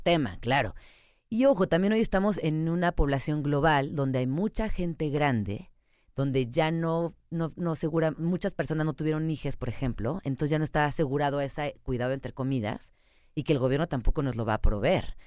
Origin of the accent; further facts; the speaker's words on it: Mexico City, Mexico; yo soy chilanga, yo crecí en esta ciudad